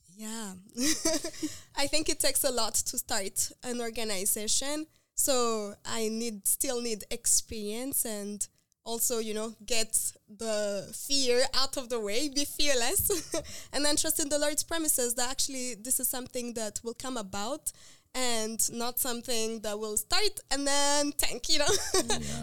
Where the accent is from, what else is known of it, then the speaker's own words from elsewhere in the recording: Rwanda; moved away as an adult; now in United States; I'm from Rwanda, so I'm very passionate about my country and like working there and developing the health system there